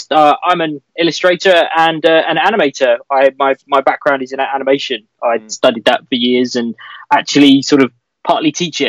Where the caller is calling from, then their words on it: Ashford, South East England, United Kingdom; I'm in Kent at the moment, which is where I live.